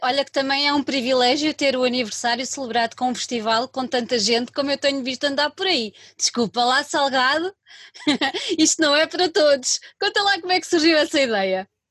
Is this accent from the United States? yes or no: no; Lisbon, Portugal; Eu sou de Lisboa